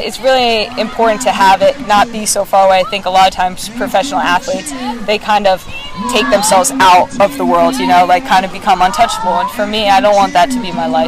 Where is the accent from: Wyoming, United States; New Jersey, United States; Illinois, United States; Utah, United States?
New Jersey, United States; Basking Ridge; moved away as an adult; now in Portland, United States; coming back here to my hometown